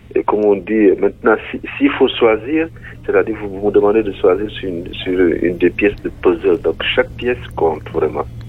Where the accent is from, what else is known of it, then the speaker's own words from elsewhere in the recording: Senegal; je viens du Sénégal et je vis dans la région du Nord qui s'appelle Saint-Louis